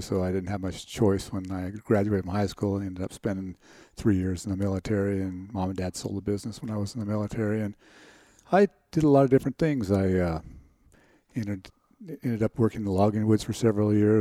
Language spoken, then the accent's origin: English; Langlois, Oregon, United States; also born or lived in Gold Beach, Oregon / Roseburg, Oregon; Grew up in, I'm actually from Langlois, Oregon